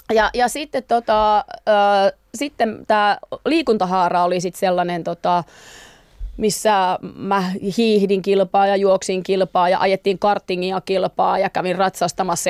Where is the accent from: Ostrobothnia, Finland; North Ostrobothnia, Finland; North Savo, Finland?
North Savo, Finland; Pöljä; moved away; mä oon semmoisesta pienestä kylästä ja siellähän on siis Pöljän kouluhan on vitostien varressa